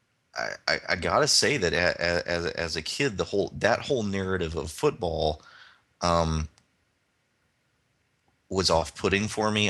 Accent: Alabama, United States; I grew up in Alabama.

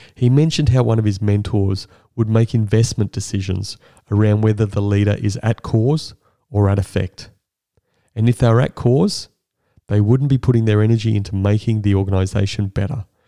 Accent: Brisbane, Queensland, Australia; I grew up in Brisbane

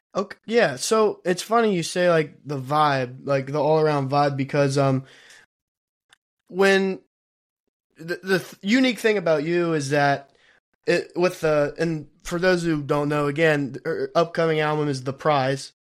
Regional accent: Kentucky, United States; We're from Kentucky

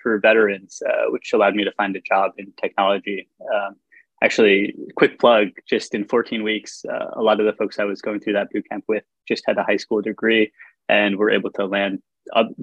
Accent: Connecticut, United States; I grew up here in Connecticut

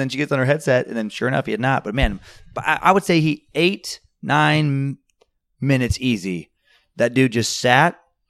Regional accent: Riggins, Idaho, United States; also born or lived in Grangeville, Idaho; I was born in Grangeville, Idaho, only because Riggins, Idaho, which is where we actually lived, is not big enough for its own hospital.

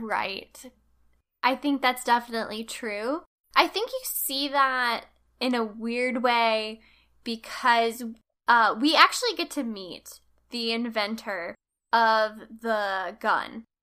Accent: United States; I'm an American

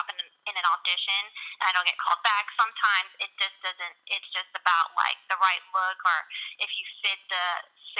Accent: Atlanta, Georgia, United States; I am from Atlanta, Georgia.

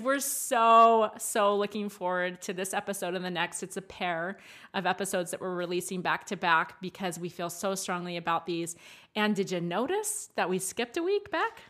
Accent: Maryland, United States; accent: twang; moved away; I'm from more of the South, like Maryland

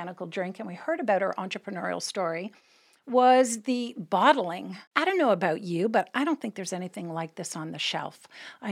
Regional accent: Canada; as a Canadian born, tea time was kind of religious for us

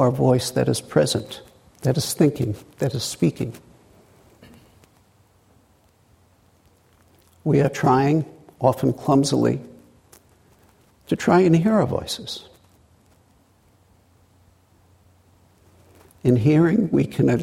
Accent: New York City, New York, United States; accent: Brooklyn; moved away; growing up in Brooklyn in a blue-collar to middle-class area

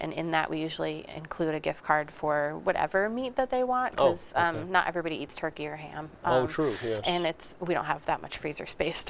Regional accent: Schenectady, New York, United States; moved away as an adult; now in Quincy, United States; I grew up in Schenectady area, which is like medium size.

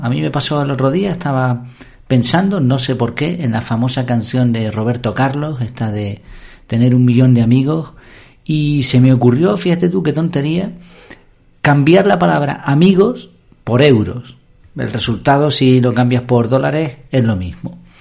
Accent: Madrid, Community of Madrid, Spain; moved away; also born or lived in Gran Canaria; yo nací en Madrid

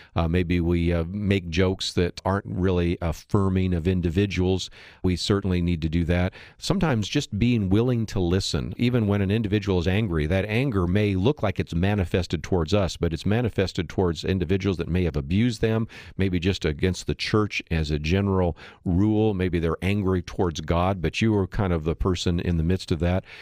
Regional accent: San Francisco Bay Area, California, United States; I grew up in the San Francisco Bay Area

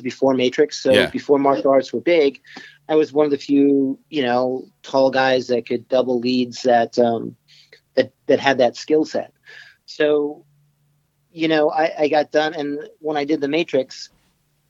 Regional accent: Massachusetts, United States; moved away as an adult; also born or lived in Los Angeles; I was originally from Massachusetts. I came to Los Angeles to go to college at USC, University of Southern Cal

